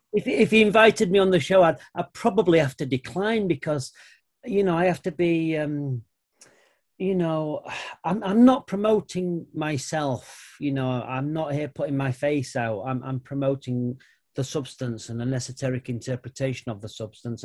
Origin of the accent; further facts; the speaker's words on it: United Kingdom; I'm white British